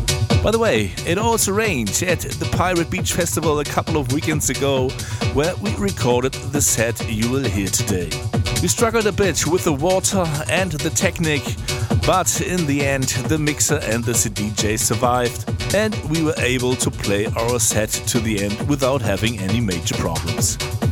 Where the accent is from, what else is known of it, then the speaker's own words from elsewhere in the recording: Hamburg, Germany; I'm still here in Mallorca, but slowly it's time to get back to the studio in my hometown Hamburg